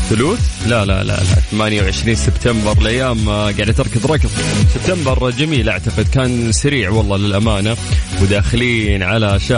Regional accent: Riyadh, Riyadh Province, Saudi Arabia; اللي علينا احنا انه احنا نبتدي من عاصمتنا الجميله الرياض اهل الرياض مساكم الله بالخير درجه الحراره عندنا في الرياض الان هي 35

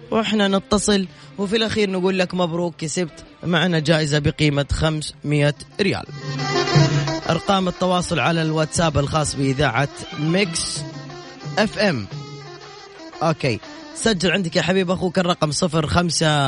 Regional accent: Jeddah, Makkah Province, Saudi Arabia; من وين انت من مدينه من جده من جده

